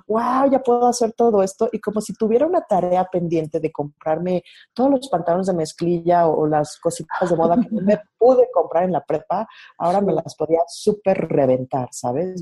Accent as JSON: {"language": "Spanish", "region": "Mexico City", "country": "Mexico", "tie": "born or raised there", "said": "yo nací en la Ciudad de México, me crié aquí"}